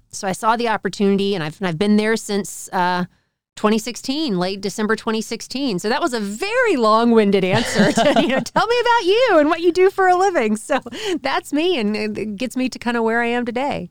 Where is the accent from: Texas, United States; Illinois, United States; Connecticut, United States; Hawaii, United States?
Texas, United States; Dallas; I grew up in Dallas